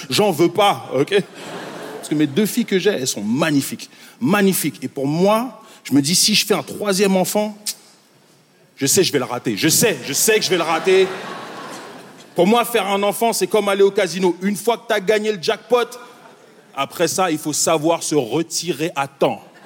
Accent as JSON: {"language": "French", "town": "Montreal", "region": "Quebec", "country": "Canada", "also_born_or_lived": "Congo", "said": "Moi, je viens de Montréal."}